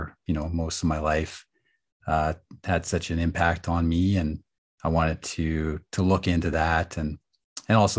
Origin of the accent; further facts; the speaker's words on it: Nanaimo, British Columbia, Canada; also born or lived in Edmonton, Alberta; I was born in Edmonton, and I lived there for several years. So I was about 8, and then I moved to Nanaimo, and spent the winters in the school year rather in Nanaimo